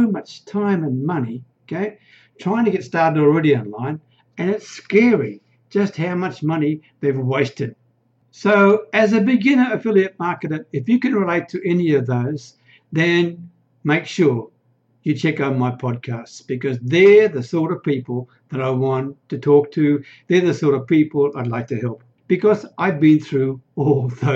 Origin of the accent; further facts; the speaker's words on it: Australia; accent: Australian; now in Thailand; I'm an Aussie. You can probably hear that from the accent, right? But I live in a remote little Thai village way up near the Cambodian border.